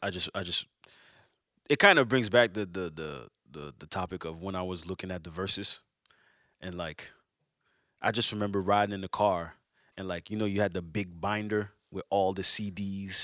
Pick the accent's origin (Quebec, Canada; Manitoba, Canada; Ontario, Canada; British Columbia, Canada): Quebec, Canada; Montreal; I'm from Montreal